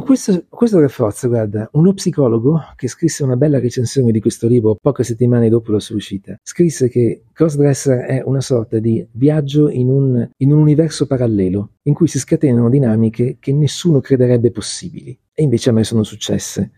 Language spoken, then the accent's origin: Italian; Milan, Lombardy, Italy; sono nato l'11 giugno 1966 a Milano